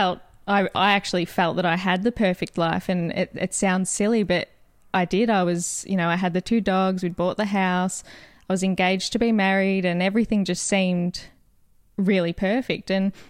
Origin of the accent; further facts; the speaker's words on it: Wonthaggi, Victoria, Australia; also born or lived in Kilcunda; We grew up in Kilcunda and Wonthaggi, so we were always outdoors, either at the beach or playing backyard cricket, always very close.